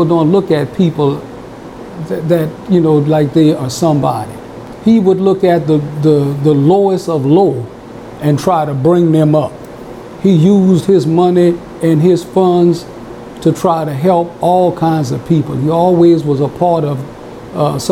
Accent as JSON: {"language": "English", "town": "Donaldsonville", "region": "Louisiana", "country": "United States", "tie": "born or raised there", "said": "I grew up here in Donaldsonville."}